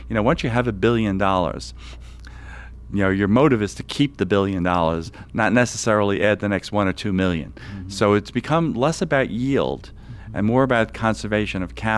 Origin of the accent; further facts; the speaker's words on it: New York City, New York, United States; the Atlantic Yards development in Brooklyn, New York, my hometown.